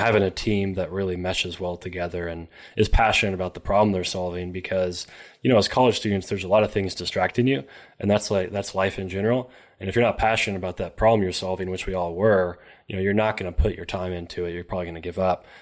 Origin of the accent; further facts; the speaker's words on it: Elizabethtown, Kentucky, United States; from Elizabethtown, Kentucky